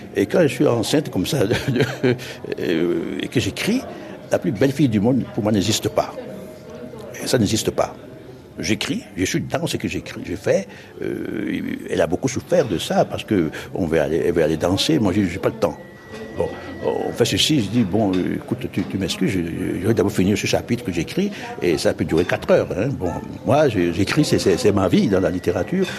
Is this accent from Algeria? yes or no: no; Ouidah, Atlantique, Benin; moved away as an adult; also born or lived in Normandy, France; dans mon pays, dans ma ville natale, Glehoué, c'est-à-dire Ouida